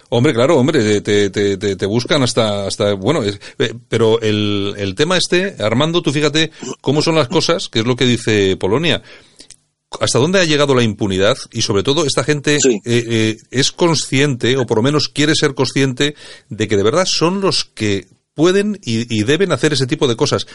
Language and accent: Spanish; Bilbao, Basque Country, Spain; ya sabes cómo somos los de Bilbao